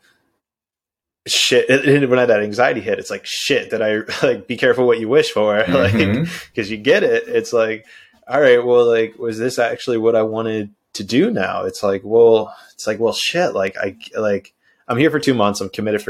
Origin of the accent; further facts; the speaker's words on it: Pittsburgh, Pennsylvania, United States; moved away as an adult; also born or lived in Orlando, Florida / San Diego, California; now in Brazil; I was born and raised in Pittsburgh, PA